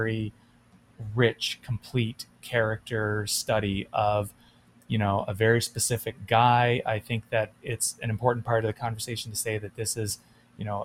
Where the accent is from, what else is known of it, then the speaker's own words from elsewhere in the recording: Ottawa, Ontario, Canada; moved away; I grew up in Ottawa.